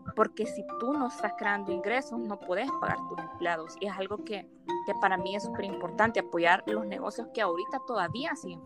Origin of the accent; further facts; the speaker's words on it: El Salvador; soy salvadoreña